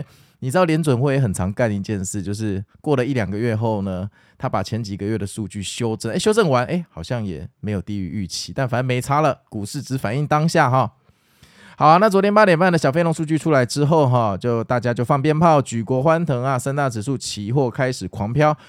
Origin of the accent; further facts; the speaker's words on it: Taipei, Taiwan; 但是我们台北人就是，哎，就是去上班吧